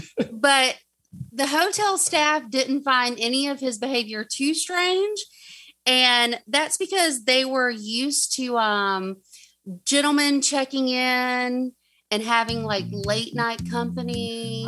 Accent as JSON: {"language": "English", "region": "the South", "country": "United States", "accent": "southern", "said": "way too southern"}